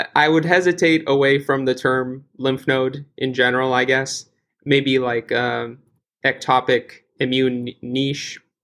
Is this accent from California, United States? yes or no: yes; California, United States; now in Boston, United States; I'm originally from California